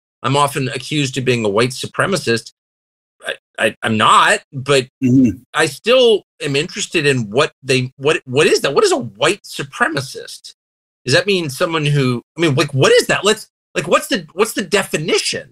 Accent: United States; I'm thoroughly American. I'm never leaving

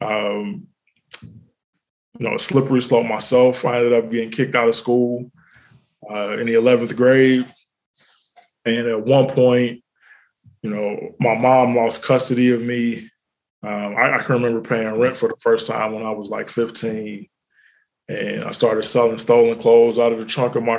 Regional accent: Cincinnati, Ohio, United States; also born or lived in Italy; now in Atlanta, United States; Born and raised in Cincinnati

